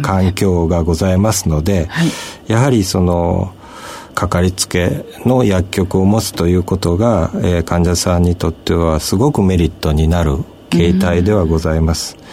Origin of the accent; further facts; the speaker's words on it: Kochi, Japan; also born or lived in Tokyo / Tokushima; 私はあの、高知の生まれでございますが、東京薬科大学を出まして、その後、徳島大学の